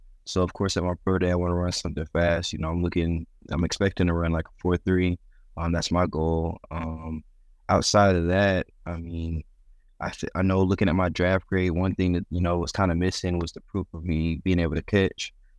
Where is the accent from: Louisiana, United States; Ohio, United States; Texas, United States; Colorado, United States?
Ohio, United States; Youngstown; born there; I mean, growing up, I was born in Youngstown, Ohio. So I'm a big Buckeyes fan growing up.